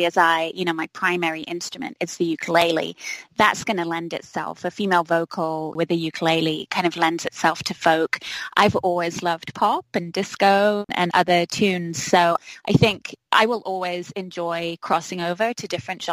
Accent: London, United Kingdom; accent: English; moved away as an adult; also born or lived in Minneapolis, Minnesota; now in White Bear Lake, United States; I was born and grew up all my life in Southeast London

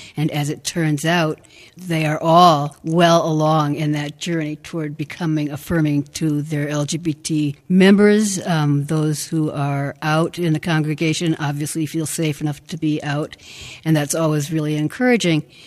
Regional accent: Madison, Wisconsin, United States; I grew up in First Baptist Church in Madison, Wisconsin

